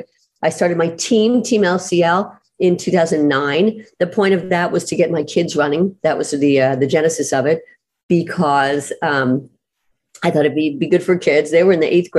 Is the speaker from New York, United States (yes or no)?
yes; New York, United States; moved away; I grew up in New York, before I moved here